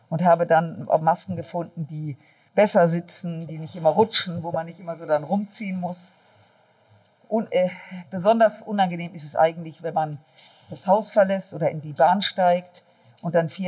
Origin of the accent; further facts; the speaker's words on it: North Rhine-Westphalia, Germany; Ja, jetzt komme ich aus dem Rheinland und äh, da ist das mit Sicherheit ausgeprägter als in anderen Regionen Deutschlands.